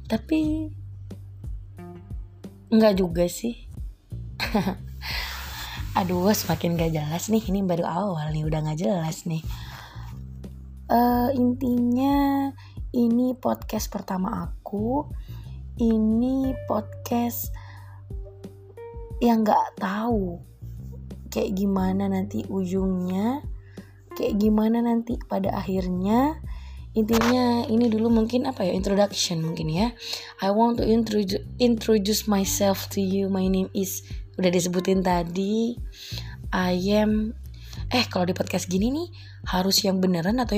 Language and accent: Indonesian; East Java, Indonesia; bahasa ibuku itu bahasa Indonesia bahasa lingkunganku itu bahasa Madura dan di Jakarta aku belajar how to berbahasa Indonesia dengan baik dan benar